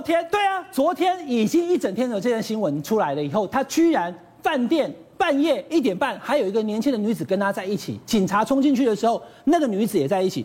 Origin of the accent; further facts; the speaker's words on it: Taiwan; 我们台湾人的习俗